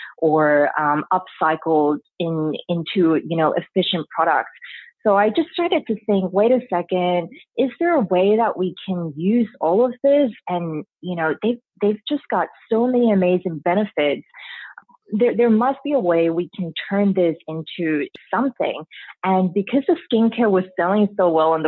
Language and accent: English; Spain; now in Australia; I grew up in Spain